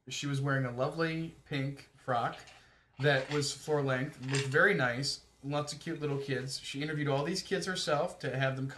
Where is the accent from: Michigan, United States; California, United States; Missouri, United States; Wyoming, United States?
Michigan, United States; We're from Michigan